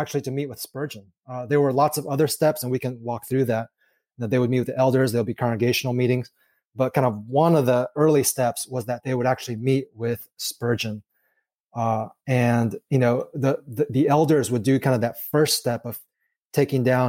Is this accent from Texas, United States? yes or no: yes; Texas, United States; now in Kansas City, United States; I grew up in Texas